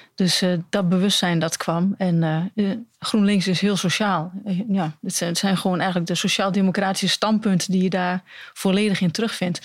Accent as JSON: {"language": "Dutch", "town": "Almelo", "region": "Overijssel", "country": "Netherlands", "tie": "born or raised there", "also_born_or_lived": "Hengelo", "said": "ik ben opgegroeid in Almelo"}